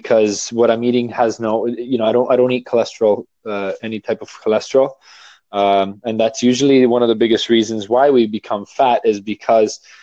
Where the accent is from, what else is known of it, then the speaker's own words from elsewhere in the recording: Toronto, Ontario, Canada; I'm from Toronto, Canada.